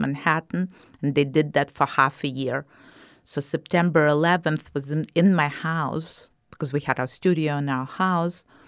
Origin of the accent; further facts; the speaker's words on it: Kyiv, Ukraine; moved away as an adult; also born or lived in New York; now in Southwest Florida, United States; I was born and raised in Kyiv, and I pronounced it in the Russian way, not in the Ukrainian way.